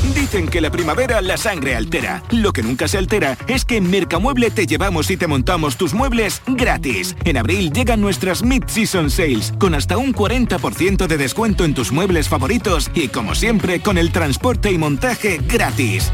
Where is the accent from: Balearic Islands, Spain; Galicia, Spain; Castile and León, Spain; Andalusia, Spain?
Andalusia, Spain; Córdoba; soy de Córdoba